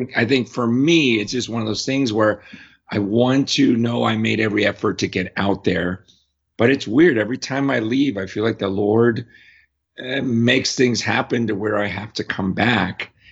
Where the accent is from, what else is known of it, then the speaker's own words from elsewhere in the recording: United States; as an American